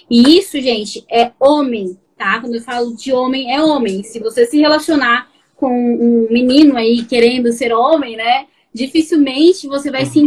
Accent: Barueri, São Paulo, Brazil; Sou de São Paulo, Barueri, cidade

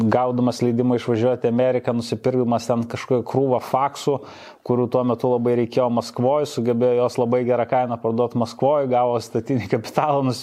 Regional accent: Panevėžys, Panevėžys County, Lithuania; Aš augau Panevežėje.

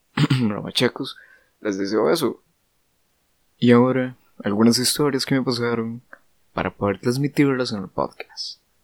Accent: Costa Rica; como costarricenses, creo que estamos demasiado acostumbrados

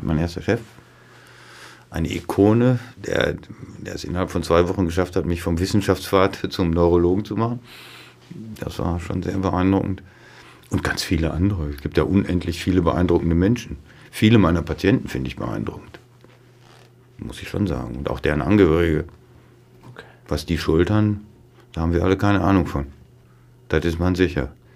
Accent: on the Lippe, 20 km from Dortmund, North Rhine-Westphalia, Germany; da, wo ich aufgewachsen bin, das ist 20 Kilometer von, von da, wir werden an der Lippe 20 Kilometer von Dortmund ja. entfernt.

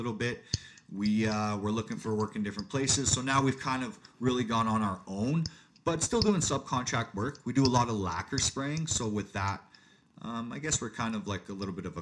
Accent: Calgary, Alberta, Canada; I was born and raised in Calgary, Alberta, Canada.

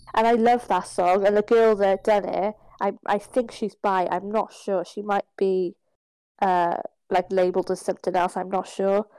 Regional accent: Ireland; I'm Irish.

